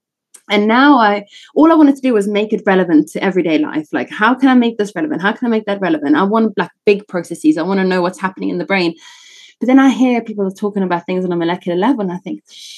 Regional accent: South Africa; accent: British South African; also born or lived in Italy / England; now in United Kingdom; So I was actually born in Italy and then I grew up in South Africa.

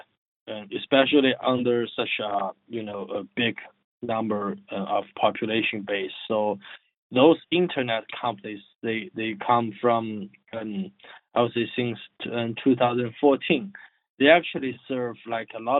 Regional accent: China; moved away as an adult; I dropped my PhD study at the third year, and I returned my home country as a serial entrepreneur. So the area I was working in is in fintech. Yeah, at that time it was called the internet finance or something. So like my company was doing providing the software as a services for all those micro lending platforms in China

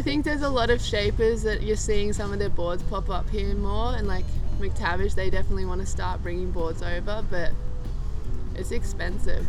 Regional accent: Byron Bay, New South Wales, Australia; also born or lived in Manly, Australia; me and my family moved up. We live actually in the hinterland

